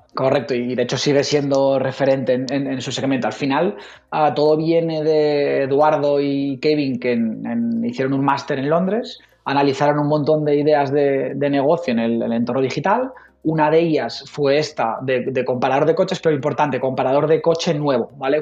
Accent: Logroño, La Rioja, Spain; also born or lived in Zaragoza; Riojanito convencido. Nací aquí en, en, en Logroño y aquí, vamos a, a, a morir aquí por, por, por Logroño

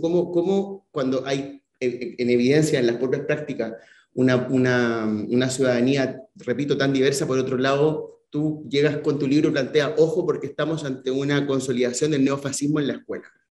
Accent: Chile; now in Spain; Yo como chileno

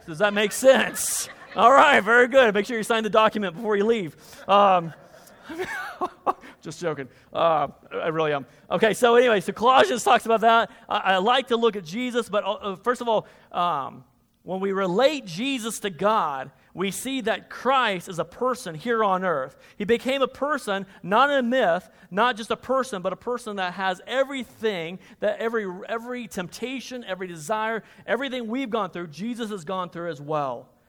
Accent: Kansas, United States; moved away; I'm originally from Kansas

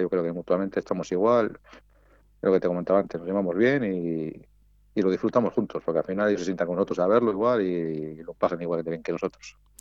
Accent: Valladolid, Castile and León, Spain; nosotros somos de Valladolid

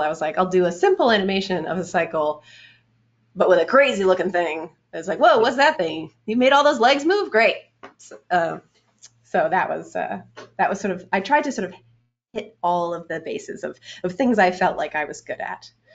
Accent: Canada; moved away as an adult; also born or lived in Orange County; I'm Canadian

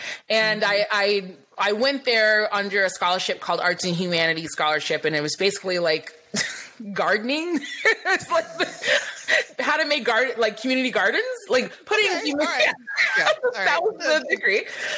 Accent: Lansing, Michigan, United States; also born or lived in New York; now in California, United States; So I was raised in Lansing. I was born in New York. My sister was born in LA. My mom's an immigrant from Belize. And she settled in Lansing

